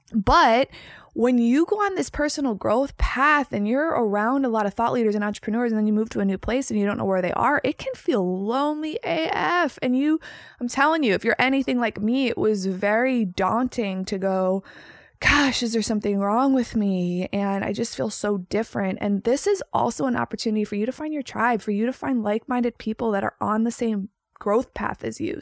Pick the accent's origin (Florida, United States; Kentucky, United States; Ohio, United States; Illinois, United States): Illinois, United States; Chicago; moved away as an adult; also born or lived in Los Angeles, California; I am born and raised in Chicago, Illinois.